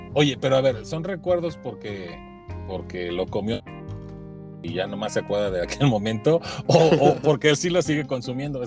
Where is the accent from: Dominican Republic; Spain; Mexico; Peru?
Mexico; como mexicanos